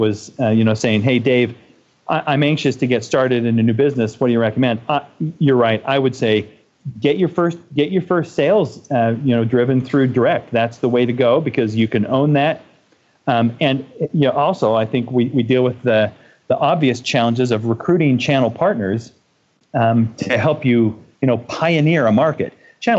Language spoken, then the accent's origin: English; Boston, Massachusetts, United States; I also was born and raised in Boston